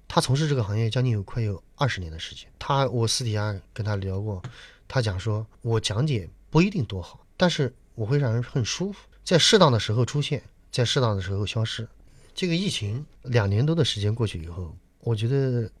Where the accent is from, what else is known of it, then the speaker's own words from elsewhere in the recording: Nanjing, Jiangsu, China; 我作为南京人